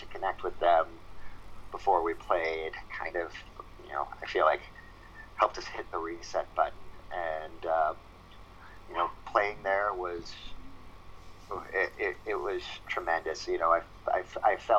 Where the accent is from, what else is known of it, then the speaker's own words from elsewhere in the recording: outside of Philadelphia, Pennsylvania, United States; now in New York, United States; I grew up outside of Philadelphia, Pennsylvania.